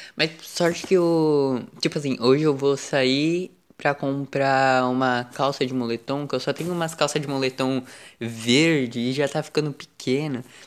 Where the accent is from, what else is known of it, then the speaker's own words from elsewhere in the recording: São Paulo, Brazil; eu sou do estado de São Paulo. Eu vi que pelo menos na capital. É... Eu sou do litoral.